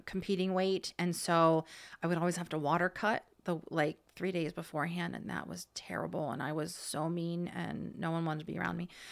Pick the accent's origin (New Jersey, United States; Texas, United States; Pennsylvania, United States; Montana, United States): Pennsylvania, United States; Hershey; also born or lived in Ohio; she moved out here when I was ten, so I was in fourth grade. So we moved to Hershey, and I went to Hershey